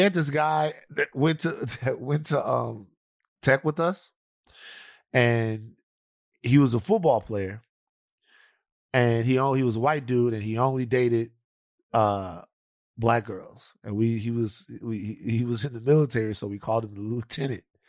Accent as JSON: {"language": "English", "region": "the South", "country": "United States", "said": "I'm from the South"}